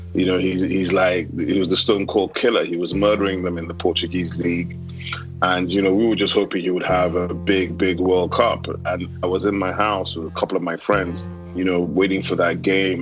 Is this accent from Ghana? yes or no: no; Nigeria; as a Nigerian